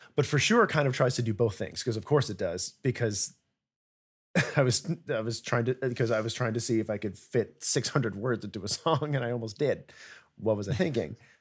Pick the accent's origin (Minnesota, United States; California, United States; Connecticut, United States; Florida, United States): Connecticut, United States; now in New York, United States; I'm from Connecticut, which is nowhere. And I'm now an adult in New York